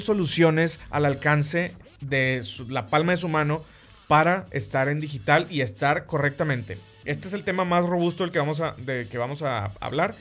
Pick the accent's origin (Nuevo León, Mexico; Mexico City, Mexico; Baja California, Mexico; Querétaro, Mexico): Nuevo León, Mexico; Monterrey; somos de Monterrey